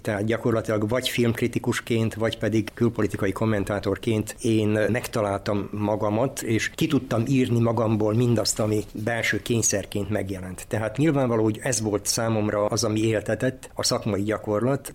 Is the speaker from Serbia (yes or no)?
yes; Zrenjanin, Vojvodina, Serbia; also born or lived in Skorenovac (Székelykeve); now in Novi Sad, Serbia; székelykevérről származom, de életem első részét nagybecskereken éltem